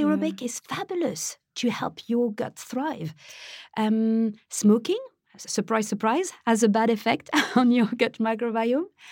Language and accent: English; Paris, Île-de-France, France; moved away; I was born in France, I was raised in Paris